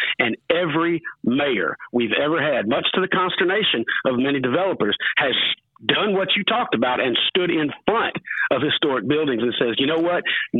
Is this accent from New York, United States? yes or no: no; Ocean Springs, Mississippi, United States; now in Alabama, United States; my hometown is a little town called Ocean Springs, Mississippi, that is famous for a couple things, two of them being really good-looking barns that moved to Alabama, and the other being historic sites.